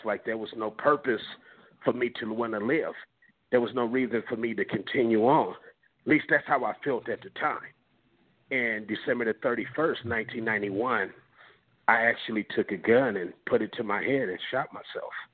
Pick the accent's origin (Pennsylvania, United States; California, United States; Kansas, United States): California, United States; Compton; growing up in Compton, I'm, I'm from that era